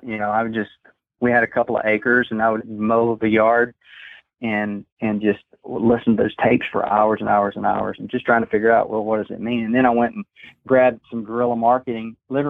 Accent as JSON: {"language": "English", "area": "Dallas-Fort Worth area", "region": "Texas", "country": "United States", "tie": "born or raised there", "also_born_or_lived": "St. Louis, Missouri", "moved": "yes", "lives_now": "Kansas City, United States", "said": "So I grew up in the South, in the Dallas-Fort Worth area, and grew up in a Baptist / Nazarene family, really. My grandparents are Nazarene."}